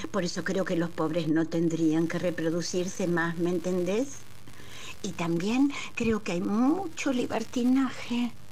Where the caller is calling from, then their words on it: Pilar, Buenos Aires Province, Argentina; de Pilar, administrativa y ayudante eclesiástica